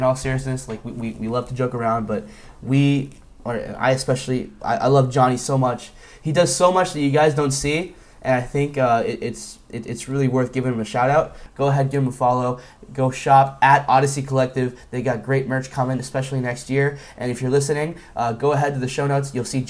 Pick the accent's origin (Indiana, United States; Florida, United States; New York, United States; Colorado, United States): Florida, United States; Miami; I'm a Florida boy. I'm from Miami, born and raised.